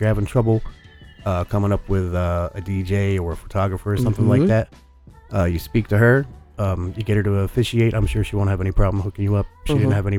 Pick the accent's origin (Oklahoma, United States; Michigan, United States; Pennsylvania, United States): Pennsylvania, United States; Easton; I grew up in Easton.